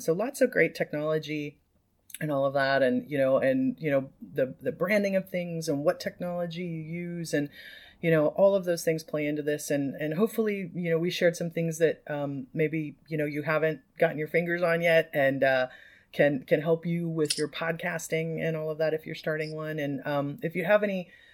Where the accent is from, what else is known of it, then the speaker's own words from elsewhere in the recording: Midwest, United States; now in California, United States; I'm Midwestern Californian now